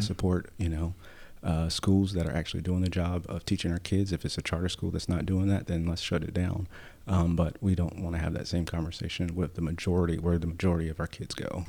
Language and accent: English; High Point, North Carolina, United States; I was born and raised in High Point